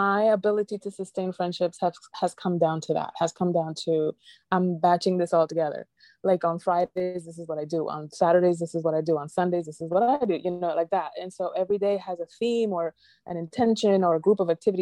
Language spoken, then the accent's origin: English; Dominican Republic; accent: Dominican; My Latin accent, my Dominican accent